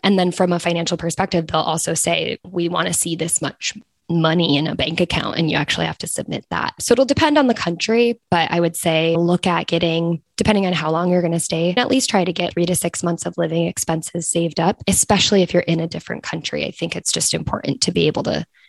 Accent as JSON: {"language": "English", "country": "United States", "moved": "as an adult", "said": "as an American"}